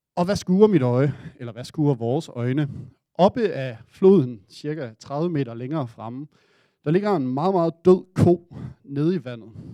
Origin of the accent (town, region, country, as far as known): Denmark